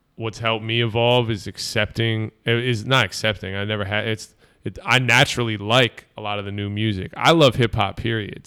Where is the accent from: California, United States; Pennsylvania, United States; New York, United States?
Pennsylvania, United States; Bucks County, outside Philadelphia; I grew up right outside of Philly and, uh, in Bucks County, Lower Bucks